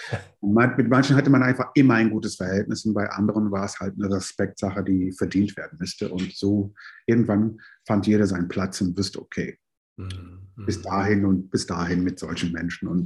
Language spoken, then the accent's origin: German; New York, United States; also born or lived in London; now in Germany; Ich bin ja, ähm, in London geboren, in New York aufgewachsen und seit äh, 86 in Deutschland und habe schon in diverse Städte in Deutschland auch gewohnt